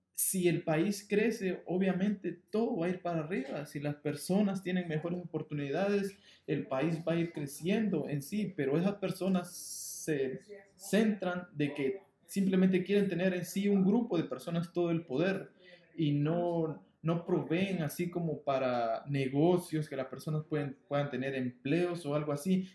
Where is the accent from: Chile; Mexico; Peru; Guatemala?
Guatemala; now in Los Angeles, United States; soy nacido guatemalteco, entonces siempre voy a ser guatemalteco